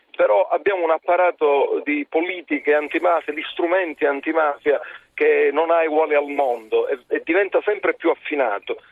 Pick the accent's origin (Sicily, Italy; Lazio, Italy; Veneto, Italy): Sicily, Italy; lo dico da siciliano